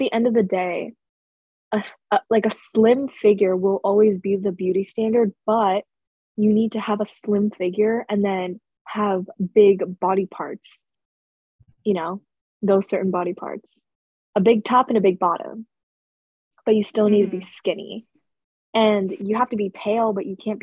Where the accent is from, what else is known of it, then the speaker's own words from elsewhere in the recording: United States; I'm American.